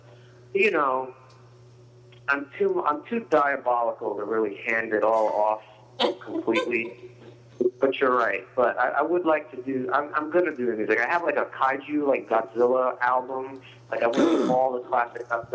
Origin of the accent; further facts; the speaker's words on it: New York, United States; I'm from New York